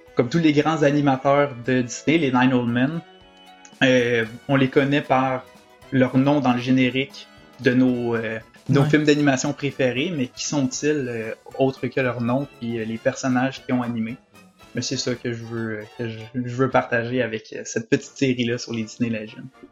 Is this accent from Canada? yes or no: yes; Quebec, Canada; accent: Québécois; now in Orlando, United States; mon accent québécois